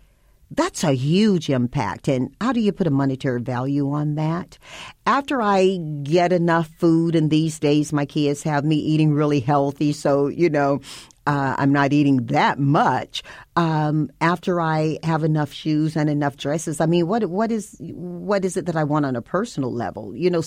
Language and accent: English; the South, United States; people think about the communities such as I grew up in, they think about them being Bible-based, and I grew up in the Bible Belt.